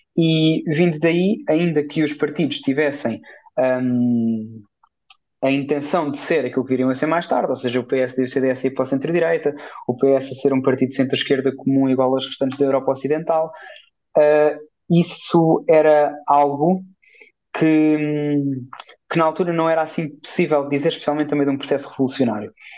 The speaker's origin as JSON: {"language": "Portuguese", "country": "Portugal", "said": "enquanto português"}